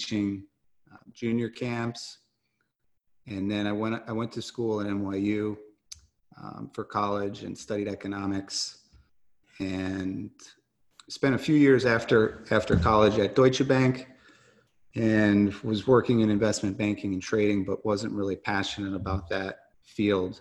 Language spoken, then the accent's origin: English; Smithtown, New York, United States; now in Buffalo, United States; from Long Island, I grew up in Smithtown, New York